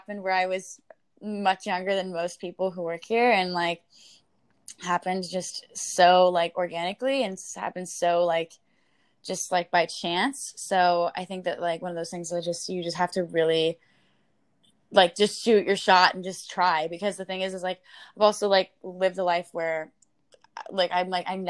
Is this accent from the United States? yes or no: yes; Midwest, United States; growing up in the Midwest, like everyone thinks they have to be ready.